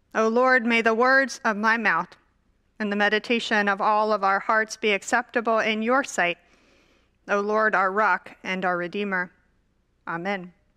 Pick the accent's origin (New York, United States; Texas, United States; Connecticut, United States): Texas, United States; Dallas; I grew up in Dallas, Texas.